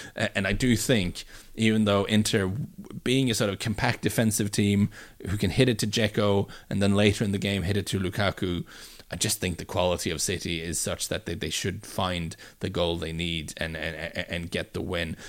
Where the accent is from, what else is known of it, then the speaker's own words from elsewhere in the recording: Bryne, Rogaland, Norway; moved away; my sort of hometown